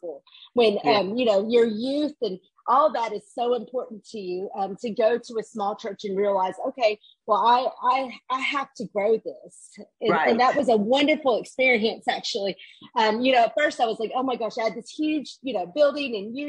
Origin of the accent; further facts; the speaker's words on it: Little Rock, Arkansas, United States; I'm from Little Rock, Arkansas, and I grew up there